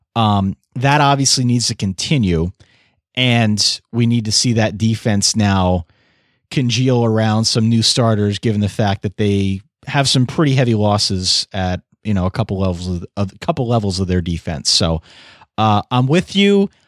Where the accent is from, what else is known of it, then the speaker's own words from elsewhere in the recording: Eastern Pennsylvania, United States; accent: Eastern Pennsylvania; my Eastern Pennsylvania accent